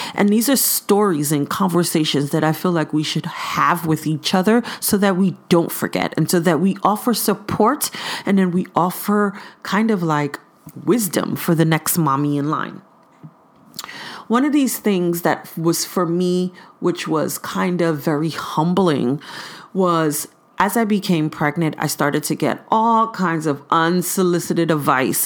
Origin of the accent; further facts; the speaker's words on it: New York City, New York, United States; now in East Bay, California, United States; I'm originally from Brooklyn, New York, by ways of East Flatbush